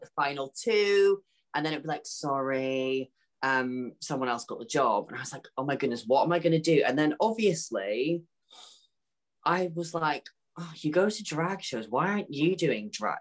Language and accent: English; Peterhead, Scotland, United Kingdom; moved away as an adult; now in London, United Kingdom; it's from a little town called Peterhead, which is close to Aberdeen.